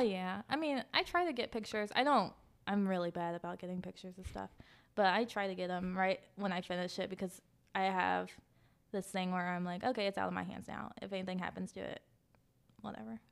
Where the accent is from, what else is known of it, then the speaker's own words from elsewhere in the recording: Clay County, West Virginia, United States; I grew up on the line between Clay and Kanawha County.